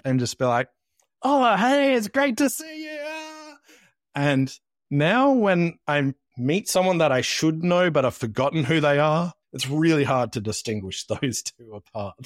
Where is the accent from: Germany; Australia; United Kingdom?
Australia